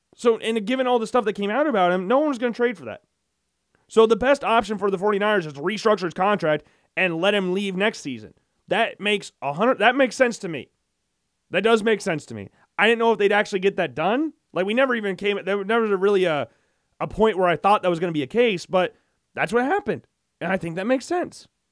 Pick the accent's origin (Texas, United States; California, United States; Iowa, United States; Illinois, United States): Iowa, United States; Urbandale; I'm from Urbandale, so, like, we grew, I grew up in the same area he did